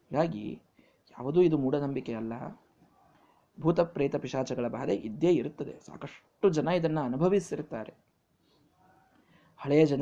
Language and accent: Kannada; Bijapur, Karnataka, India